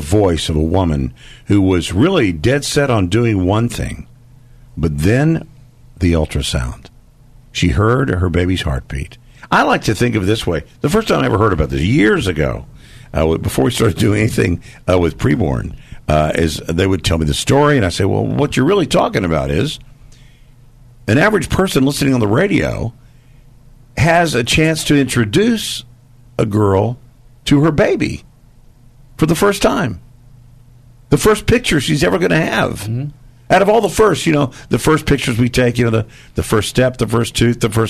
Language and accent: English; Dallas, Texas, United States; I grew up in Dallas, still live there, native Texan